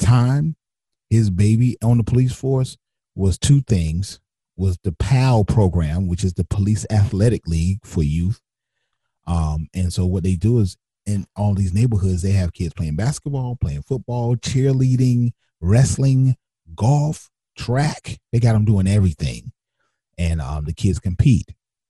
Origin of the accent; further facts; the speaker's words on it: Wilmington, North Carolina, United States; probably one of the roughest streets in Wilmington to this day. and I grew up at 1213 30th Street. I am from the Creekwood Housing Projects.